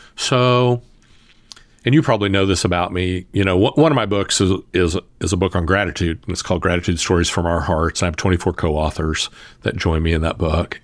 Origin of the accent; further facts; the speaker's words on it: the South, United States; I'm from the South